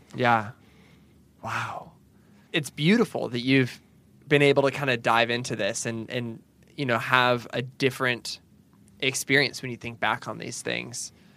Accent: Pacific Northwest, United States; now in the South, United States; growing up in the Pacific Northwest

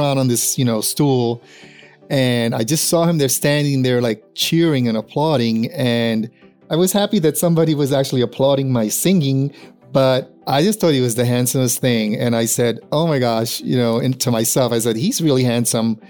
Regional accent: New York City, New York, United States; I am from Brooklyn, New York

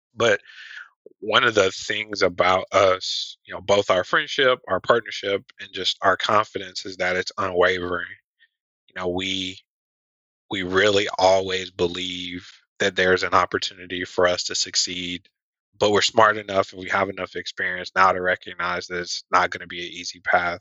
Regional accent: Atlanta, Georgia, United States; also born and raised in Atlanta, Georgia

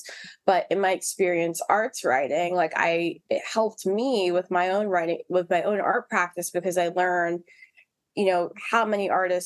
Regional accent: New York City, New York, United States; also born or lived in Harlem, New York; I was originally from Harlem, but then I grew up in the South Bronx

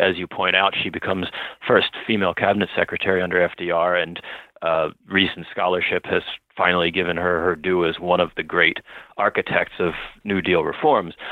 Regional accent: Baltimore, Maryland, United States; I'm from Baltimore, uh, but my wife is from Long Island

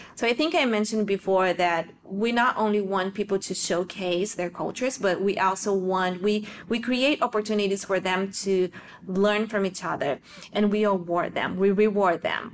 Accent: South Region, Brazil; moved away as an adult; I was born and raised in Brazil in the south of Brazil.

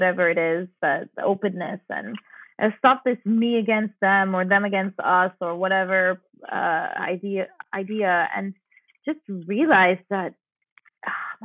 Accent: St. Lucia; moved away; I'm from St. Lucia, which if people don't realize is a majority black society

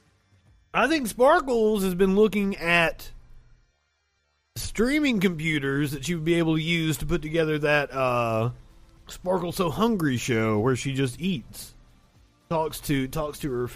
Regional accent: Kentucky, United States; moved away; I'm originally from Kentucky

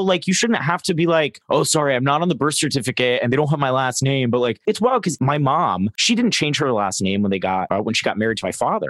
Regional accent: Florida, United States; I grew up in Florida though.

